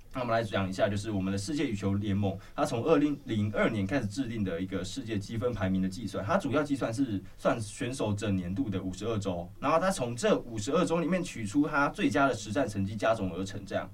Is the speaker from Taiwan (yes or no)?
yes; Taiwan; 也是我们台湾人体育课必，一定会去打，一定会去学的一个运动